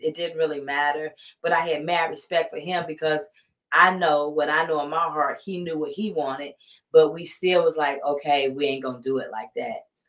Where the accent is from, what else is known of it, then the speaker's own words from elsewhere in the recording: Columbus, Georgia, United States; moved away as an adult; now in California, United States; I'm from Columbus, Georgia, born and raised there